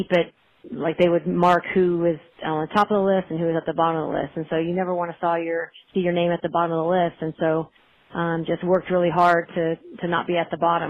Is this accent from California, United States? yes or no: no; Dallas, Texas, United States; moved away; I was fortunate growing up in Dallas, Texas, to have great role models in soccer and just in life.